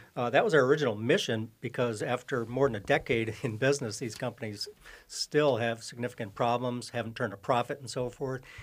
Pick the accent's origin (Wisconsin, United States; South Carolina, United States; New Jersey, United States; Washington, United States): Wisconsin, United States; Oshkosh; now in Minnesota, United States; born and raised in Oshkosh, Wisconsin, but been in, uh, Minnesota here many years